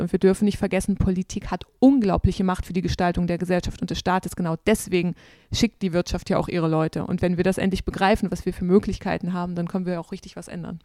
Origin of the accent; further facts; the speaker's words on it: Saxony-Anhalt, Germany; moved away; meiner Heimat Sachsen-Anhalt vom Dorf